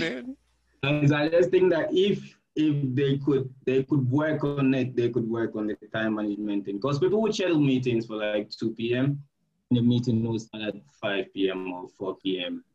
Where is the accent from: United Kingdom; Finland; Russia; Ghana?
Ghana; moved away as an adult; now in Pasto, Colombia; I'm from Ghana.